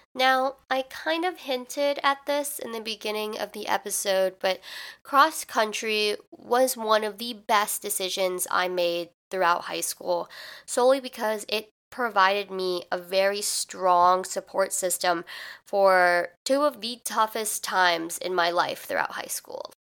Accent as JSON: {"language": "English", "region": "Midwest", "country": "United States", "said": "I'm from the Midwest, which means in the fall, it's pretty hot"}